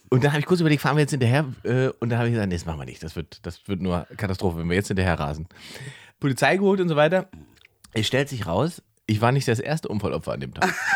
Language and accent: German; Germany; ich bin ja Deutscher